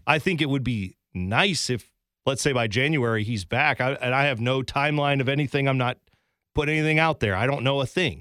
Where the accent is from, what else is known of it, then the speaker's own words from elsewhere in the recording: Columbus, Ohio, United States; I grew up in Columbus.